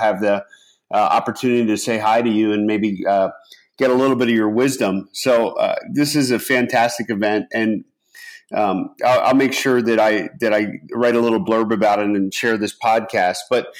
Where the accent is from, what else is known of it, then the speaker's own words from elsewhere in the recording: Pennsylvania, United States; moved away; I'm from the East Coast. So I grew up in Pennsylvania. And, you know, where I grew up in Pennsylvania, I would consider Washington, D.C. to be in my area.